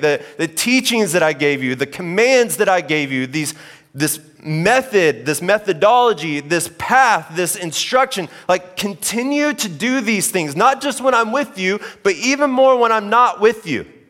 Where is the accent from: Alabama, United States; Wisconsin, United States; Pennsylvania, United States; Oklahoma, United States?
Oklahoma, United States; moved away; I grew up in Oklahoma